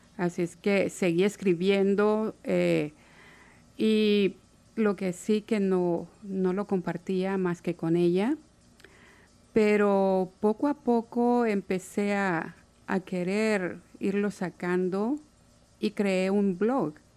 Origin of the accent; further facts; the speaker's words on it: Santa Ana, El Salvador; moved away as an adult; now in Seattle, United States; Soy de Santa Ana, en El Salvador y estoy en Seattle desde hace casi 14 años.